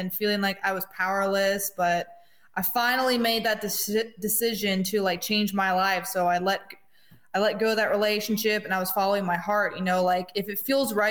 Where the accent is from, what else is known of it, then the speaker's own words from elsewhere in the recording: Greenwood, South Carolina, United States; moved away; I'm from Greenwood, South Carolina